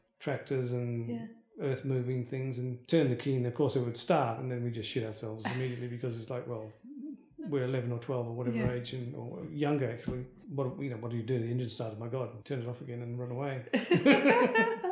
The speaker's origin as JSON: {"language": "English", "town": "Perth", "region": "Western Australia", "country": "Australia", "tie": "born or raised there", "also_born_or_lived": "India", "said": "we grew up in Huntingdale, which is part of Gosnell"}